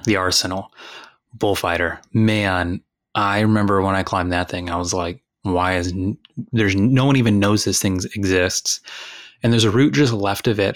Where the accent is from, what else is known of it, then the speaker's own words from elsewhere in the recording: Texas, United States; moved away; I'm from Texas